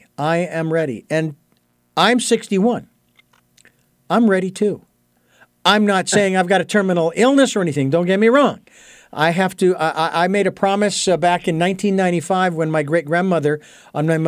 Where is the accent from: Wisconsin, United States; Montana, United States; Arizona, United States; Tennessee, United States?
Arizona, United States; moved away; all the way from my home state of Arizona